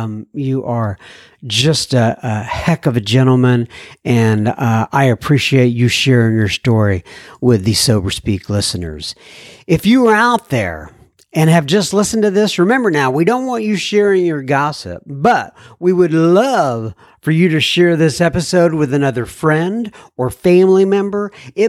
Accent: California, United States; I'm from the Southern California area, and I stumbled upon your podcast at work.

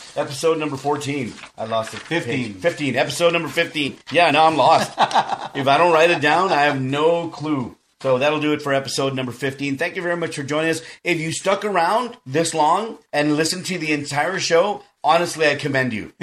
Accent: South Texas, United States; I'm from South Texas and I'm a Mexican American

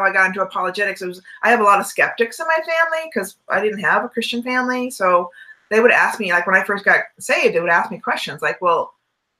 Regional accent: Southern California, United States; I was raised in Southern California

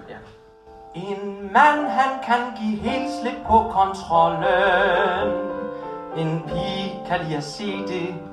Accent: Jutland, Denmark; jeg elsker Jylland, jeg er selv fra Jylland, og ja.

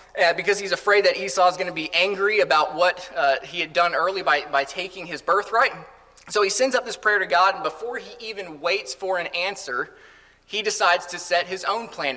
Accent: Colorado, United States; moved away; I grew up in Colorado for the most part

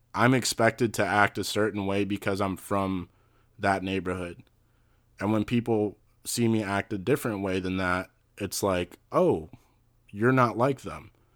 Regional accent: West Deer Park, Maryland, United States; also born or lived in Brookeville; I grew up in West Deer Park

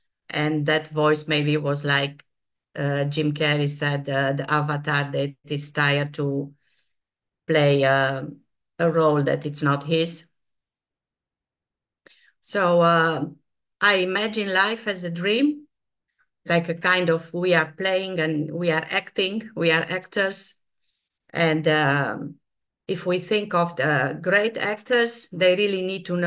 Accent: Transylvania, Romania; moved away; the place I was born. I was born in Transylvania

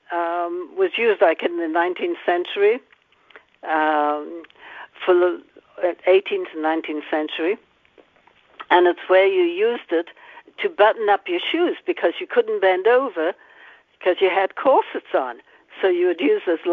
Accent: the north of England, United Kingdom; now in United States; England, the north of England

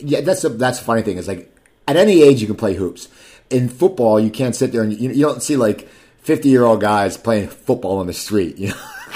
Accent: New Jersey, United States; moved away; I grew up in New Jersey

